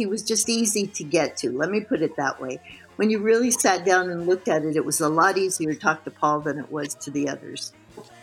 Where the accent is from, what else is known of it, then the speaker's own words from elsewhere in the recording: Tucson, Arizona, United States; I'm from Tucson